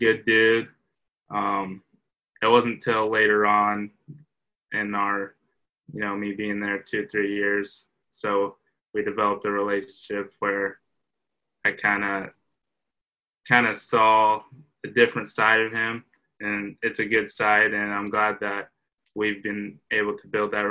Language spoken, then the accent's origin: English; Massena, Iowa, United States; I'm from Messina, Iowa. I went to high school at Cam High School